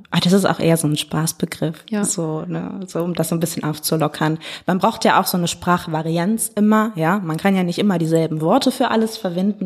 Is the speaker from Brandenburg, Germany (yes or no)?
no; Hagen, North Rhine-Westphalia, Germany; now in Duisburg, Germany; Ich bin aufgewachsen in Hagen und ah. genau bin dann da auch zur Schule gegangen